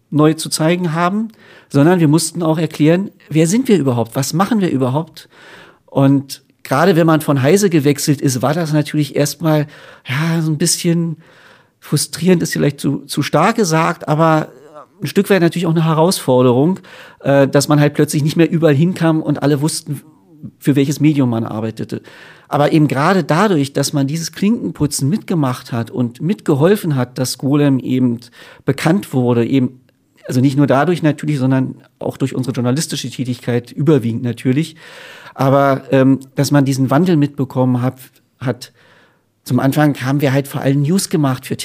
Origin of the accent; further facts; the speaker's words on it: Berlin, Germany; für mich war es eine Rückkehr nach Berlin. Und gerade als Berliner ist Hannover halt nicht ganz so toll, ehrlich gesagt.